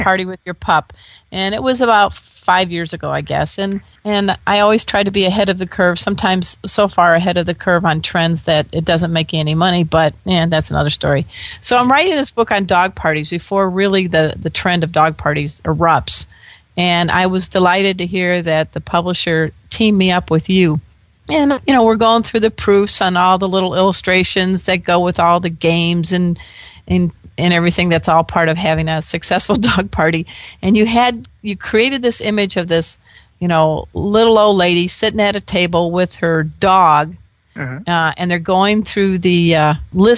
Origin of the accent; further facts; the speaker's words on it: Indiana, United States; also born or lived in Chicago area; I grew up in Indiana